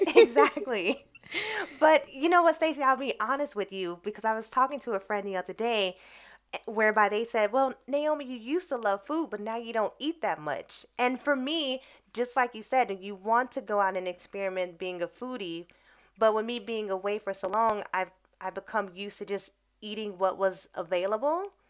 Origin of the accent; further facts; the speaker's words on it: Chicago, Illinois, United States; moved away as an adult; also born or lived in Brazil / Morocco; now in England; I am from Chicago, Illinois, uh, Southeast Side, born and raised